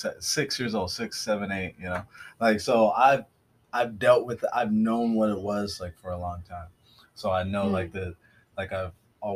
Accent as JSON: {"language": "English", "town": "Tacoma", "region": "Washington", "country": "United States", "tie": "born or raised there", "said": "I grew up in Tacoma, Washington. around all white people."}